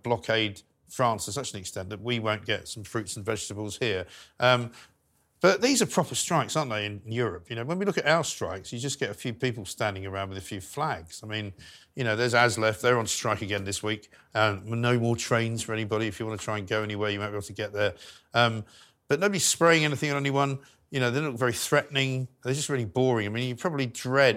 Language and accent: English; London, United Kingdom; I was born in London. Yes. My parents are from Scotland.